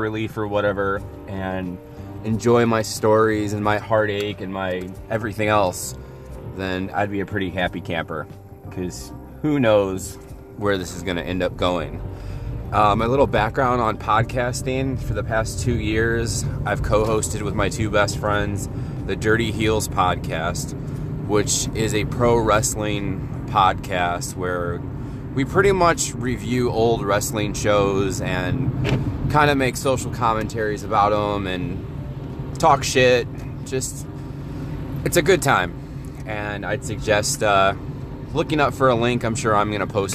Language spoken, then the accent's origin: English; Northwest Indiana, United States; I'm from Northwest Indiana, about, I'd say, 30 minutes away from Chicago